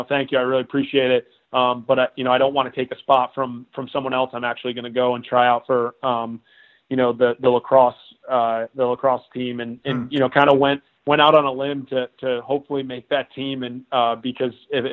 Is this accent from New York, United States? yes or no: yes; Cortland, New York, United States; I grew up in Cortland, which is 30 minutes south of Syracuse